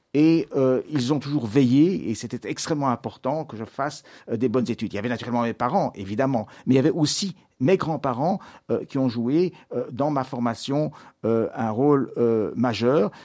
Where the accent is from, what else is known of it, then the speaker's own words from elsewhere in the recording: Brussels, Brussels-Capital Region, Belgium; je suis né à Bruxelles en 1954, donc j'ai 69 ans.